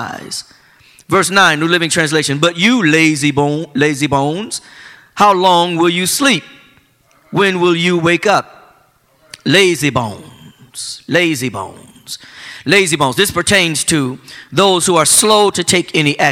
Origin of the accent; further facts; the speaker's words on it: Flint, Michigan, United States; my hometown of Flint, Michigan